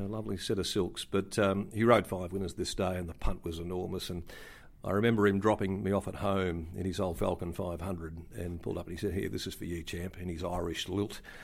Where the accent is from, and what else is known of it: Kalgoorlie, Western Australia, Australia; born or raised there; now in Perth, Australia